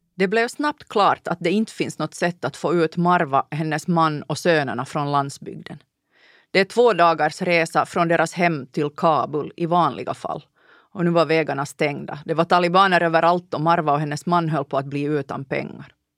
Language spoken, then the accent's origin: Swedish; Ostrobothnia, Finland; Landade i Månäs i Nykarleby